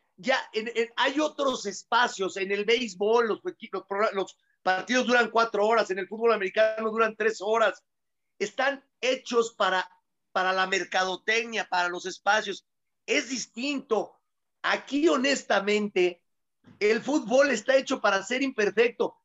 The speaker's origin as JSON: {"language": "Spanish", "country": "Mexico", "said": "somos los mexicanos"}